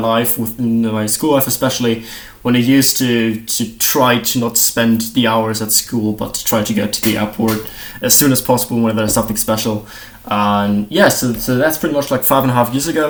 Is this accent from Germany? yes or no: yes; Munich, Bavaria, Germany; I'm from Munich